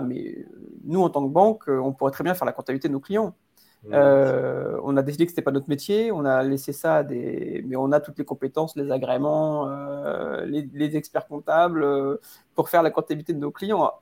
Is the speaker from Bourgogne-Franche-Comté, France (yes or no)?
no; Paris, Île-de-France, France; en tant que Parisien